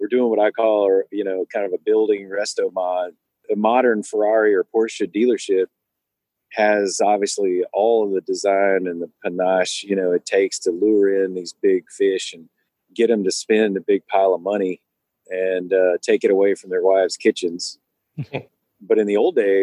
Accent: the South, United States; moved away; I'm a small town kid. I grew up in the South

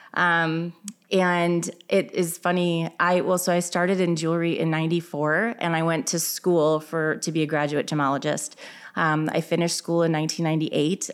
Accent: Illinois, United States; now in Minnesota, United States; I am originally from Illinois

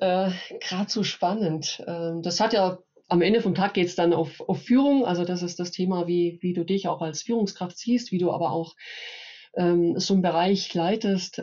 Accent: Upper Swabia, Baden-Württemberg, Germany; now in Munich, Germany; bin äh, Schwäbin, nee, ich muss äh, korrekt sagen, Oberschwäbin

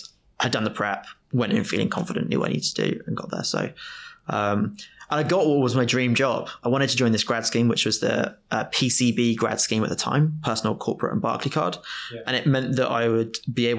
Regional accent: Oundle, East Midlands, United Kingdom; Oundle is my hometown.

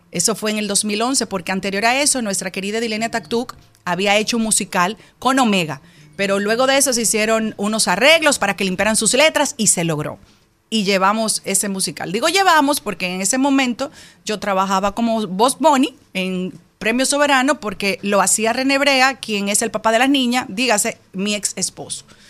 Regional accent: Dominican Republic; una dominicana como tú

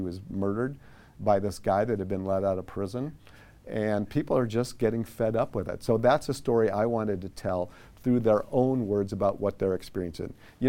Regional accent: Midwest, United States; now in Sacramento, United States; So I've lived in Sacramento on and off since 1982. I moved there from the Midwest.

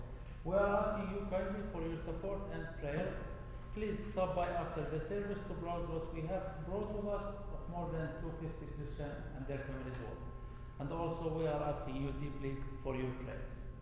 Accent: Beit Sahour, West Bank, Palestine; I am from Beit Sahur. Beit Sahur is a small town near Bethlehem, and Beit Sahur is the shepherd town.

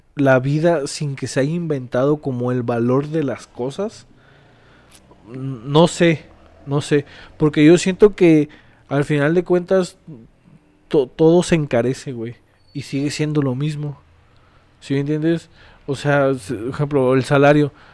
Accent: Mexico; como mexicanos

